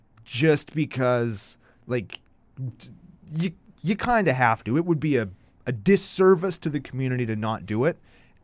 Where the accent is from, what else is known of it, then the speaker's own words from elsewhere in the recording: Canada; we're from Canada, we're bilingual.